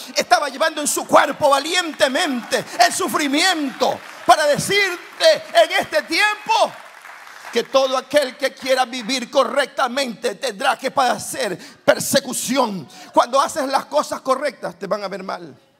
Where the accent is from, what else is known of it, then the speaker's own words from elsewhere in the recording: Guayaquil, Guayas, Ecuador; Soy guayaquileño, madera de guerrero. Vengo de Guayaquil, una ciudad caliente, el puerto principal de mi país, Ecuador